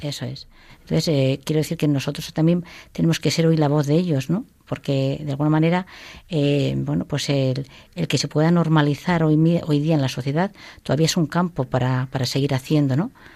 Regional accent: Toledo, Castilla-La Mancha, Spain; Yo soy de un pueblo de Toledo

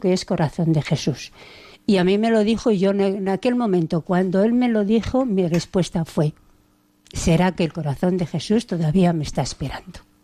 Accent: Valladolid, Castile and León, Spain; moved away as an adult; now in Cáceres, Spain; en Valladolid, que somos de Valladolid

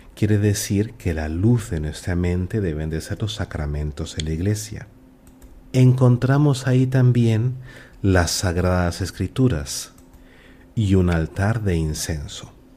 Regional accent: Peru; moved away; also born or lived in Germany; yo soy peruano y cuando viví en Alemania

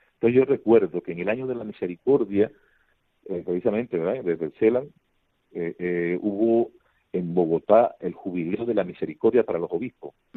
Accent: Panama; venimos de Panamá

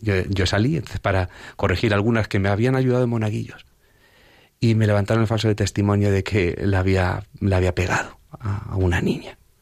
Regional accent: Villaseca de la Sagra, Castilla-La Mancha, Spain; en una advocación de mi pueblo, que es la Virgen de las Angustias, en la que allí en, en, Villaseca de la Sagra, donde procedo

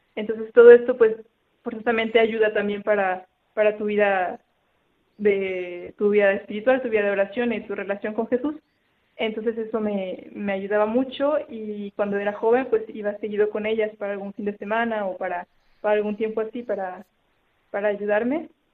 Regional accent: Saltillo, Coahuila, Mexico; moved away; yo soy de Saltillo, es el norte de México.

